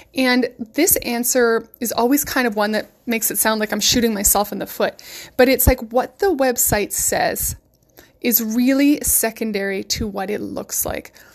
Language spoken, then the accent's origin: English; West Coast, United States; I'm from the West Coast